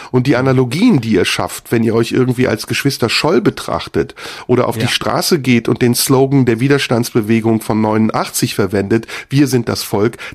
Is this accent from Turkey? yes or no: yes; Turkey; Und ich kenne das aus meiner Heimat, der Türkei, dass eben da der Übergang zu einer Diktatur